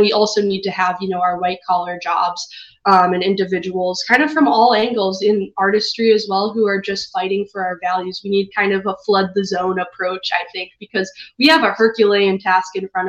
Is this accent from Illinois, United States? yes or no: yes; Chicago, Illinois, United States; I'm from Chicago myself